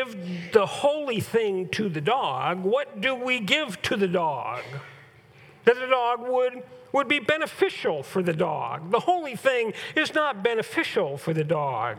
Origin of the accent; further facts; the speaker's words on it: California, United States; now in Huron; growing up in Southern California and growing up in Northern California